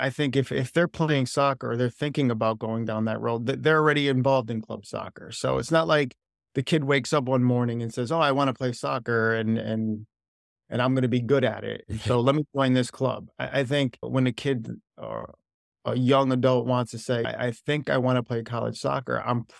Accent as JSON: {"language": "English", "town": "Wethersfield", "region": "Connecticut", "country": "United States", "said": "Yeah, I'm from Wethersfield, Connecticut."}